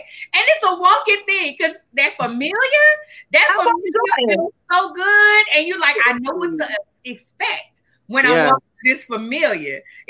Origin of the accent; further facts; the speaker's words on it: New Orleans, Louisiana, United States; now in Dallas, United States; I live in Dallas, but I'm from New Orleans.